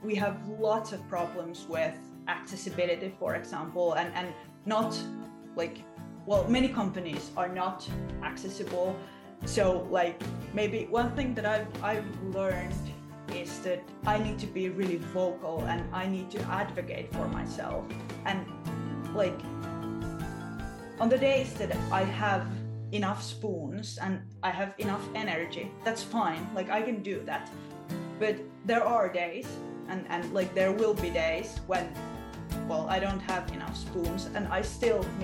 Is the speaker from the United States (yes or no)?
no; Finland; I'm from Finland